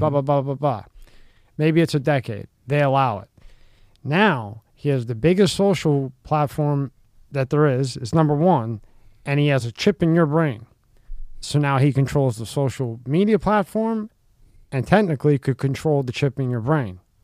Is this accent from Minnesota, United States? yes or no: no; Philadelphia, Pennsylvania, United States; a guy I grew up in Philly